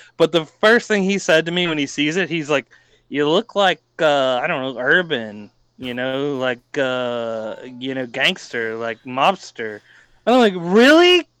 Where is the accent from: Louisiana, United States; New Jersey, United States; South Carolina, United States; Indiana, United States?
South Carolina, United States; Columbia; I'm born and raised in Columbia, South Carolina.